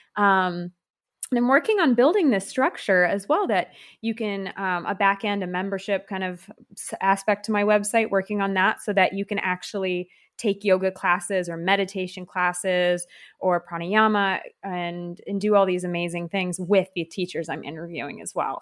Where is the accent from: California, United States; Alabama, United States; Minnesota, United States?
California, United States; moved away as an adult; now in France; I'm from California